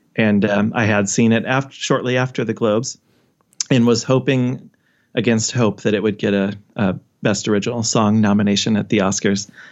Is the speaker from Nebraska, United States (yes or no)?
yes; Omaha, Nebraska, United States; I'm from Omaha area.